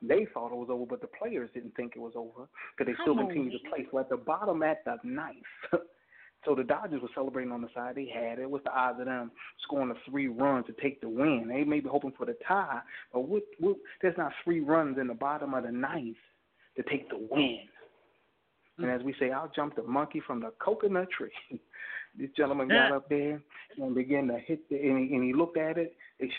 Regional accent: Philadelphia, Pennsylvania, United States; Phillies was playing yesterday, my hometown

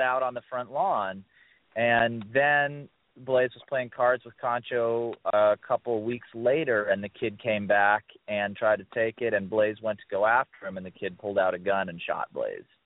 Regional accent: Ohio, United States; the same town that I grew up in in Ohio

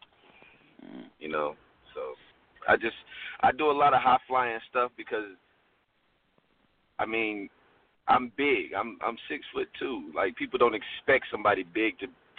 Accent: Florida, United States; moved away; I'm from Florida

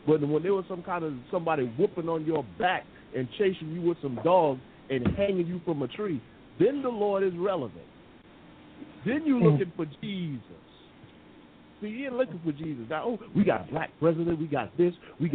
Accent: United States; now in England, United Kingdom; I'm the American here in England

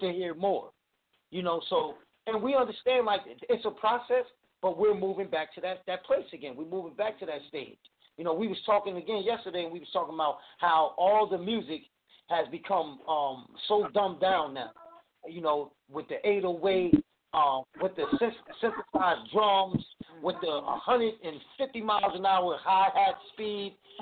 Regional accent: New Jersey, United States; now in North Carolina, United States; I was born and raised up in New Jersey

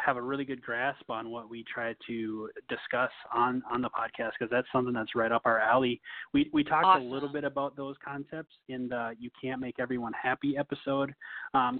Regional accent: Minnesota, United States; moved away as an adult; also born or lived in Tennessee; I was from Minnesota, and we both ended up going to the University of Tennessee, Knoxville

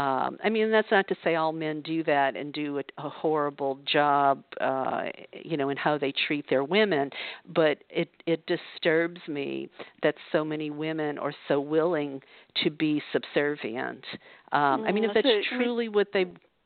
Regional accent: the South, United States; because I know that's what it was like for me growing up in the South.

